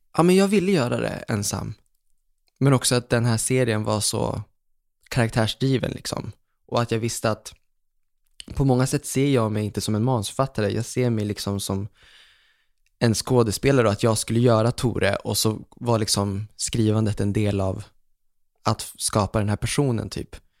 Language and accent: Swedish; Umeå, Västerbotten County, Sweden; also born or lived in Fredhäll, Stockholm; now in Stockholm, Sweden; jag var hemma i Umeå minns jag och så satt jag hemma med pappa